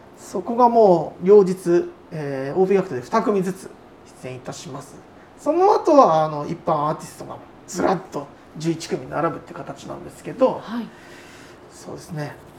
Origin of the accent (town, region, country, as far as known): Ishikawa, Japan; born or raised there